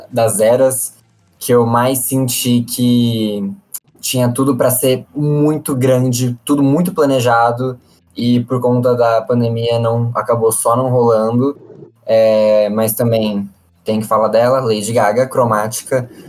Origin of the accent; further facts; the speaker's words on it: Brazil; E aí eu acho que foram essas as grandes perdas que a gente, enquanto brasileiro sofremos